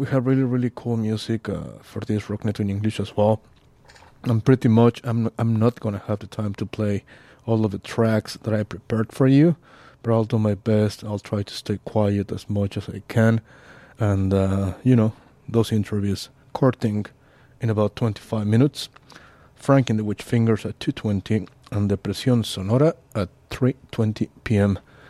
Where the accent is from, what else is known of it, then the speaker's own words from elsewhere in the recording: Australia; I'm from Australia.